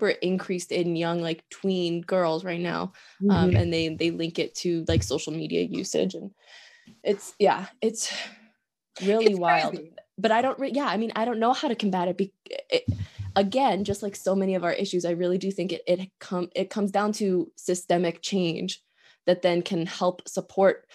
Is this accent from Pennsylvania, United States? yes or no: yes; Pennsylvania, United States; also born or lived in Oregon; I was born in Oregon. I grew up in Pennsylvania